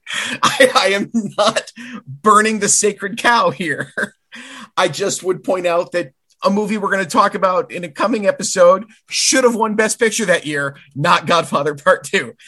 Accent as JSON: {"language": "English", "town": "Caro", "region": "Michigan", "country": "United States", "tie": "born or raised there", "said": "my local theater in Caro, Michigan, my hometown theater."}